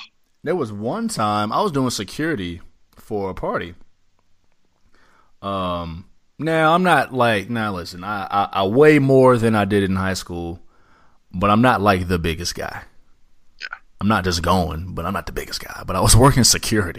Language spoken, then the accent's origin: English; Illinois, United States; moved away; I was from Illinois